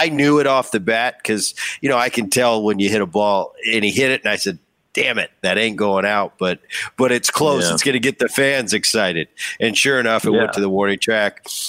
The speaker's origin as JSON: {"language": "English", "region": "New Jersey", "country": "United States", "tie": "born or raised there", "said": "I'm a thin crust guy. Come on, Rizz. I grew up in Jersey. Thin crust, okay. Thin crust. I'm a Jersey Philly guy."}